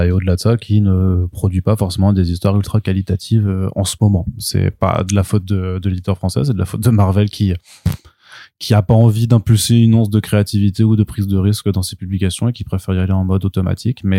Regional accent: France; je suis français quand même.

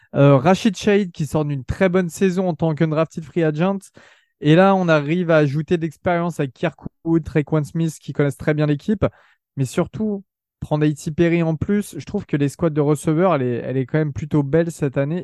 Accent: France; on est jeunes, on est français, on n'a pas grandi euh, là-bas

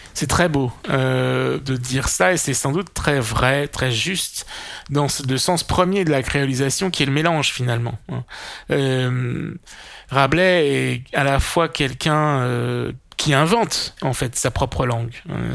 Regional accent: Poitou, Nouvelle-Aquitaine, France; ma région natale, c'est-à-dire le Poitou, l'ouest de la France

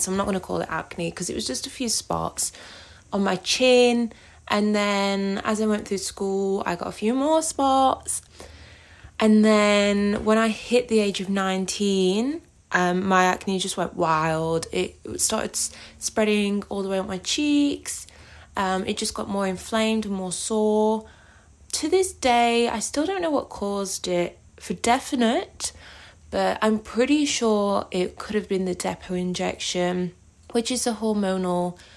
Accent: East Midlands, United Kingdom; now in Australia; I am originally from Derbyshire in the UK, but I currently live in the Northern Territory in Australia.

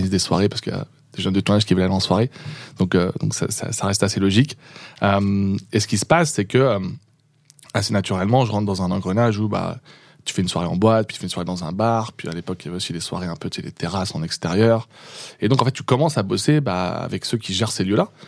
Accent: Le Mans, Pays de la Loire, France; au Mans. et non

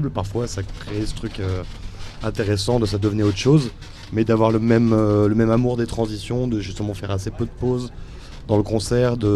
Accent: Montpellier, Occitania, France; now in Brussels, Belgium; moi, je viens de Montpellier, mais on, ah, bah. on, habite Bruxelles depuis un moment, donc on est bruxellois de, de cœur.

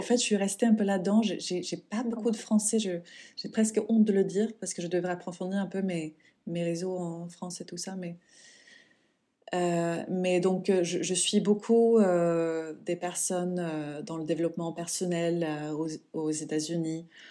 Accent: Sweden; moved away; mon pays natal, la Suède

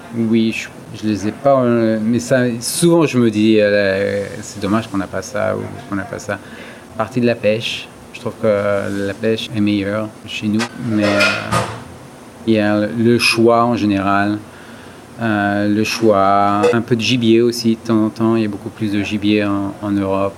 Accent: France; moved away as an adult; now in United States; c'est là d'où je viens

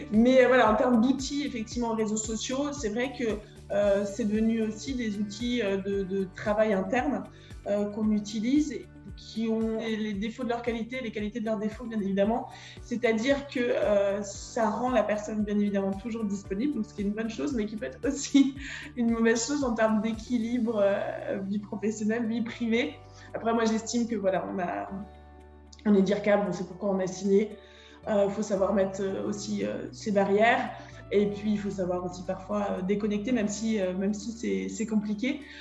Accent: Schiltigheim, Grand Est, France; moved away as an adult; also born or lived in Saarbrücken, Germany / Paris / Fontainebleau; Je suis née en 1988 à Schildikheim, la capitale de la bière.

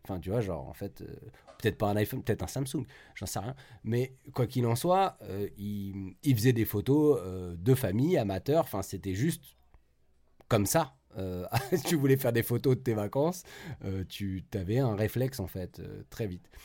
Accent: Paris, Île-de-France, France; now in Saint-Nazaire, France; je suis originaire de Paris mais j'habite maintenant à Saint-Nazaire

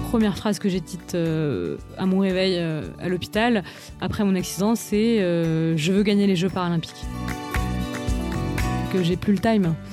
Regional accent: Paris, Île-de-France, France; suis une Parisienne depuis toujours. J'ai grandi à Paris, j'ai fait toutes mes études à Paris.

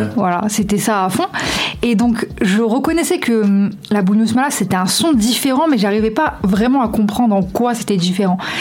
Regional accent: Lyon, Auvergne-Rhône-Alpes, France; j'ai grandi du coup euh, rue de la quarantaine, donc euh, dans le bas du 5e arrondissement

